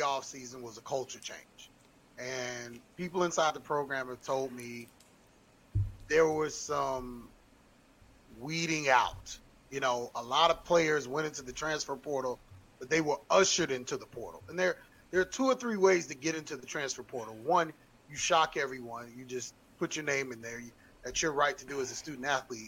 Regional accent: Atlanta, Georgia, United States; moved away; I'm from Atlanta, Georgia. I went to Hurts Ferry Elementary

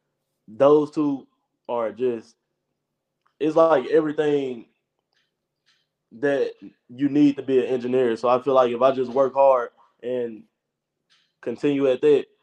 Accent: Jackson, Mississippi, United States; I'm in my hometown, so I know my family gonna come support

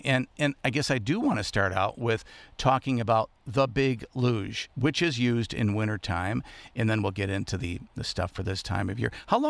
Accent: Muskegon, Michigan, United States; the west side of the Lower Peninsula, or a place where I grew up in the Muskegon area.

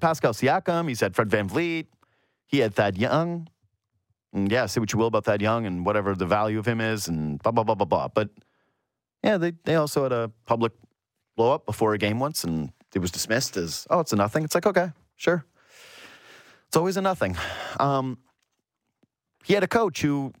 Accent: Yukon, Canada; I'm from the Yukon, so that's why you have an outdoor ed teacher

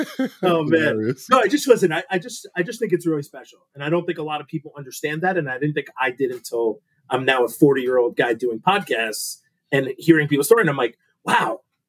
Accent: East Coast, United States; We're from the East Coast, man. It's a different thing showing up to Madison, Wisconsin.

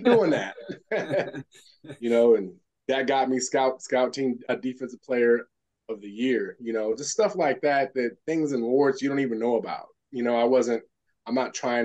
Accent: Elk Grove, United States; moved away as an adult; I'm coming from Elk Grove High School

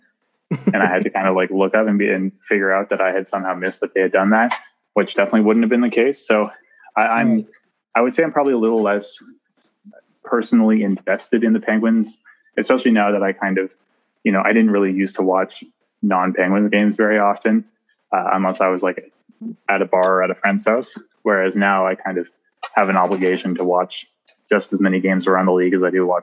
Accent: Nova Scotia, Canada; moved away as an adult; now in Toronto, Canada; I'm from the East Coast in Nova Scotia.

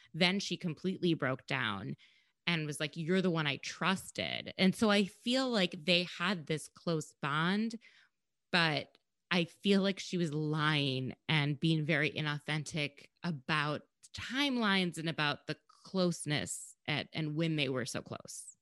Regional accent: Minnesota, United States; I'm from Minnesota

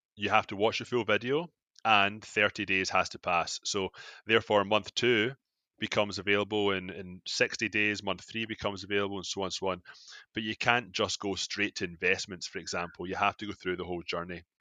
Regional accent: Scotland, United Kingdom; moved away as an adult; now in Toronto, Canada; I'm from Scotland, like, uh, I moved to Canada uh, fourteen years ago

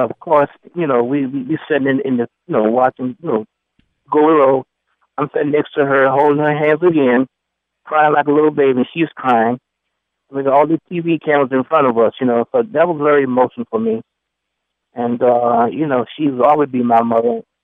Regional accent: New York City, New York, United States; I'm from the Bronx

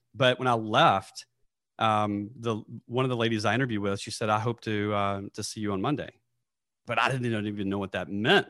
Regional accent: Nashville, Tennessee, United States; moved away; I'm from Nashville, Tennessee

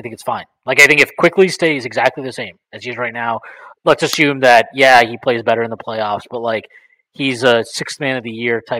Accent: India; Yeah, onerous, whatever it is, who knows. I'm Indian, right?

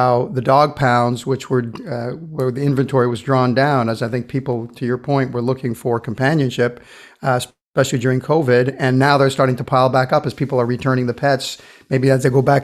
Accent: Brazil; moved away; I grew up in Brazil

